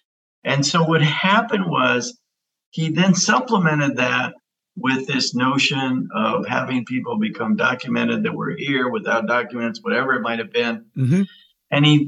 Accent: United States; Well, Rick, I think, first of all, I'm an American.

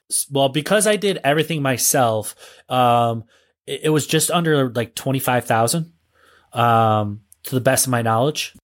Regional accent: northeastern Ohio, United States; it's actually my hometown area

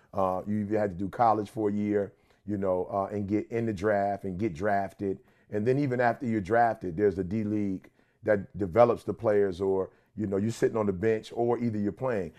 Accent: Detroit, Michigan, United States; I'm from Detroit

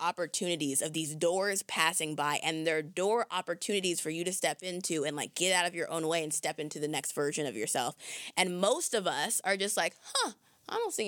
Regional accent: Southern California, United States; moved away; I'm from Southern California

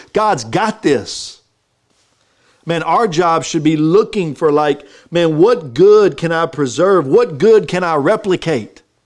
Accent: Texas, United States; I'm from Texas

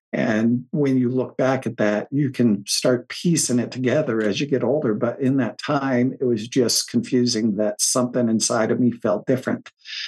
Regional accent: Coventry, Rhode Island, United States; I lived in Coventry. So it's Central West.

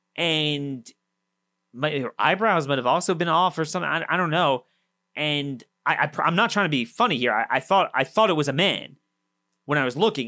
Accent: Maryland, United States; my home state, the basket case of Maryland.

